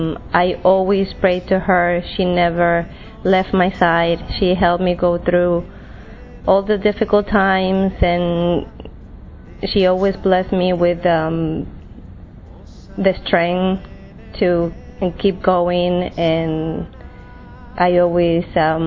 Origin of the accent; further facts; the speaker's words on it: Argentina; I'm from Argentina.